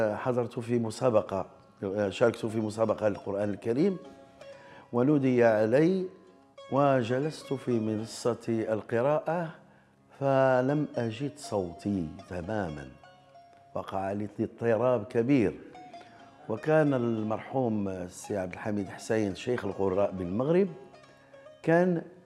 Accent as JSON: {"language": "Arabic", "town": "Rabat", "region": "Rabat-Salé-Kénitra", "country": "Morocco", "tie": "born or raised there", "said": "من مواليد 1955 بالرباط"}